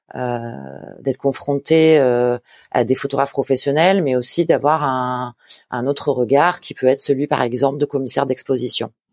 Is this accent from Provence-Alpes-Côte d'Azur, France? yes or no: yes; a small village 30 km from Marseille, Provence-Alpes-Côte d'Azur, France; J'ai grandi à Marseille, dans un petit village à 30 km de Marseille